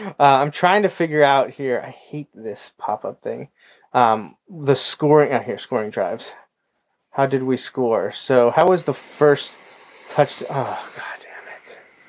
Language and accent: English; United States